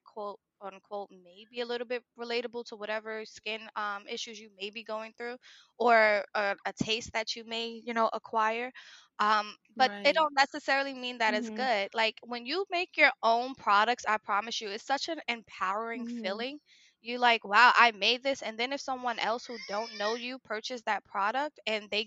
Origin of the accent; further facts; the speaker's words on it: Newark, New Jersey, United States; I come from Newark, New Jersey